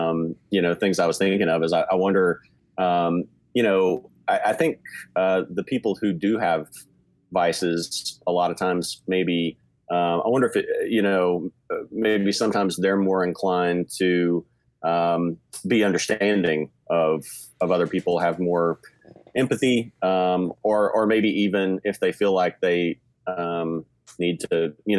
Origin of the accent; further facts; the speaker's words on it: the Bible Belt, United States; growing up in the Bible Belt and Southern Baptist churches